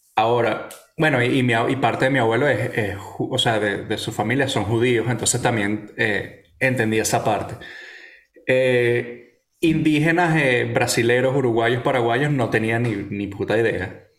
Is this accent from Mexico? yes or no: no; Venezuela; yo nací ahí, viví en ese peo, eh, hablo como un cifrino de mierda